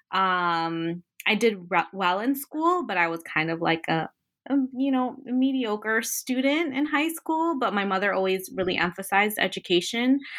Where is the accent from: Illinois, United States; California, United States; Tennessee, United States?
Illinois, United States; Chicago; moved away; I was born and raised in Chicago, uh, daughter of the single mother of four. My mom's a Mexican immigrant to Chicago. Um, my two eldest siblings were born in Mexico, and me and my other brother were born